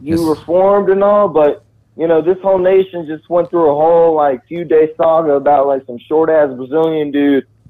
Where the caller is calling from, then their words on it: Texas, United States; I'm calling from Texas